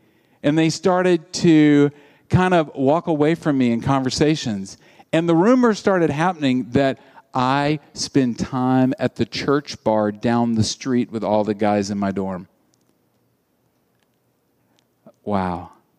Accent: Deep South, United States; I grew up in the Deep South, and the church at that time said, hey, if you go to R-rated movies, that's a sin.

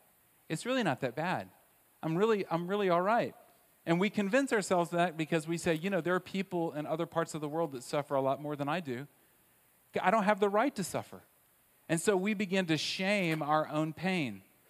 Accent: Southern United States, United States; But the one that I love the most, because I grew up in the South, is not this idea of blaming other people, because that wasn't nice in the South, and it wasn't numbing, because that's just not something you did.

